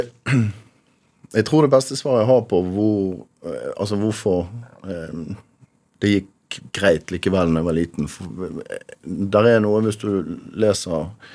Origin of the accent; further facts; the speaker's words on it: Rotterdam, South Holland, Netherlands; now in Bergen, Norway; Født i Rotterdam. Ja. Av eh, norske foreldre, begge to.